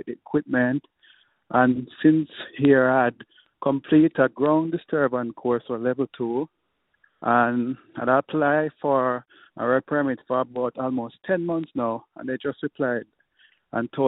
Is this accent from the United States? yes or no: no; Jamaica; moved away as an adult; now in Edmonton, Canada; I'm from Jamaica originally, but I came here in 2021 because my wife was studying here